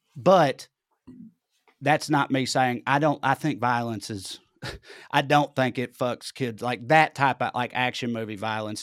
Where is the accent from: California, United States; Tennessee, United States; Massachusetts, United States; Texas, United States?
Tennessee, United States; accent: Southern; moved away; in my hometown, though, growing up, I got made fun of for talking proper